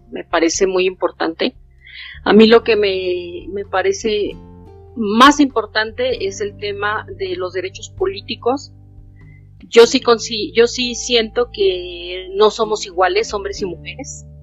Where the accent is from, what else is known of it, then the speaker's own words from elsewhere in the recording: Mexico; básicamente me considero una mexicana, consciente de sus derechos